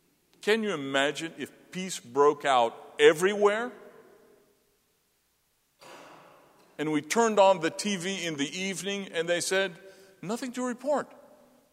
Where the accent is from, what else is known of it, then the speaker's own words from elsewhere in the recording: the South, United States; now in Gettysburg, United States; I'm a true son of the South